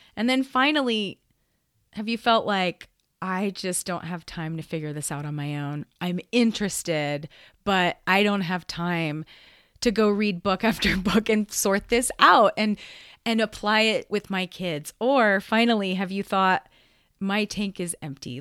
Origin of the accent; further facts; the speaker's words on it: Gainesville, Florida, United States; also born or lived in Spain; now in Denver, United States; I grew up in Gainesville, Florida